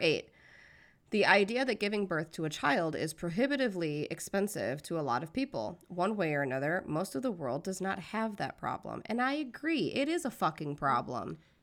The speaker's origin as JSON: {"language": "English", "country": "United States", "said": "I'm American"}